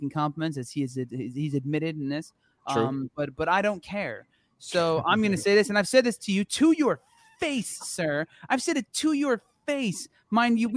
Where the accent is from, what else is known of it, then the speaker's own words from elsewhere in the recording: New Jersey, United States; I was growing up in the New Jersey rock metal scene